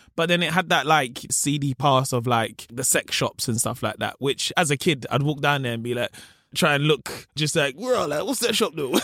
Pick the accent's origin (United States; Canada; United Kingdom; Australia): United Kingdom; London; also born or lived in Peckham; I grew up in Camberwell